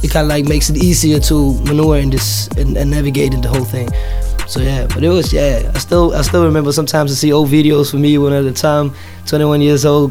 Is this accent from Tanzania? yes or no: yes; Tanzania; now in Denmark; I'm Tanzanian, so of course I need to put my language in my music too